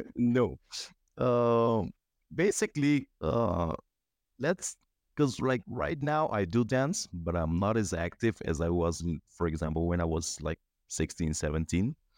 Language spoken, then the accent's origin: English; Cuba; also born or lived in Aruba; now in Bulgaria; I'm from Cuba basically passed few through a few countries, lived in Aruba in the past